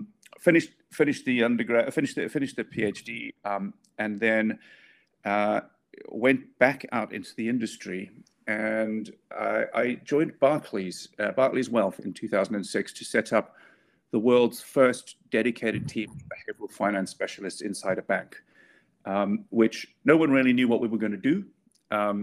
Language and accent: English; South Africa; now in United Kingdom; I'm not from the UK originally. I grew up in South Africa